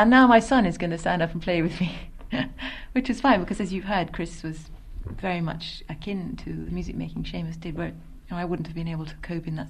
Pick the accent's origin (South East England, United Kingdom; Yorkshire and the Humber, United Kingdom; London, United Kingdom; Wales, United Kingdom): London, United Kingdom; which was something that, as a Londoner, I felt very strongly that I didn't like